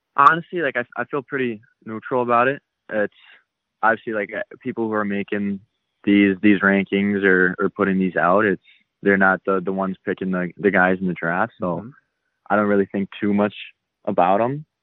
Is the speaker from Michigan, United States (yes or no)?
yes; Mount Clemens, Michigan, United States; Mount Clemens, Michigan's where I grew up